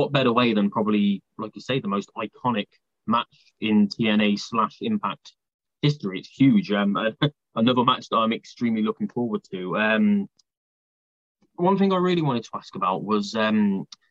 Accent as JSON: {"language": "English", "country": "United Kingdom", "said": "As a British guy"}